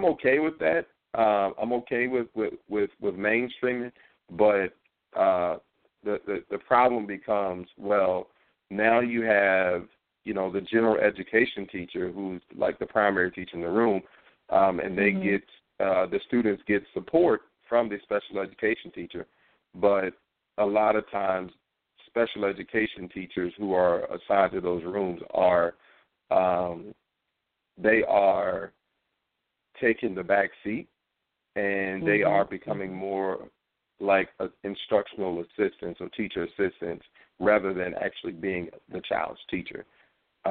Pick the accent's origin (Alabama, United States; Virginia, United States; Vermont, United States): Virginia, United States; Norfolk; also born or lived in New York City / Manassas; Here in Virginia, in my hometown, Norfolk, Virginia